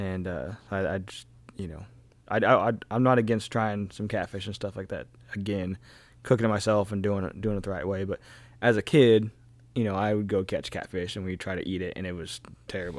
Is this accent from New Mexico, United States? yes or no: no; Kansas, United States; growing up in Kansas